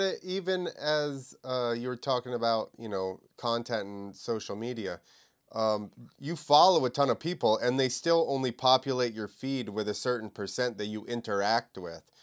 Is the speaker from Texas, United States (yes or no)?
no; New Jersey, United States; I'm from New Jersey